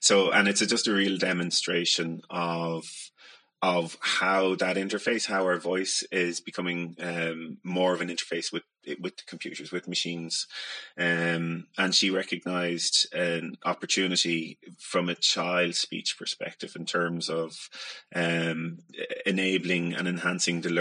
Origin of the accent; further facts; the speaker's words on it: County Meath, Ireland; I'm from Mead and my brother has a pretty strong Mead accent